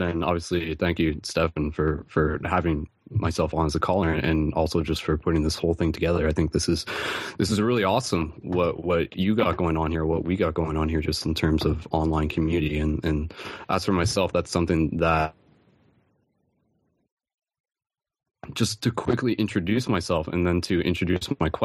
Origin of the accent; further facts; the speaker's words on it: London, Ontario, Canada; I'm actually from London, Ontario